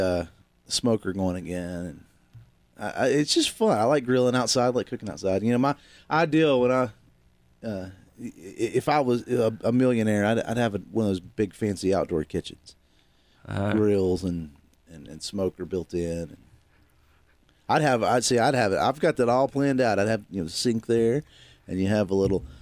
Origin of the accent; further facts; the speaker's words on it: Virginia, United States; now in North Carolina, United States; I grew up in Virginia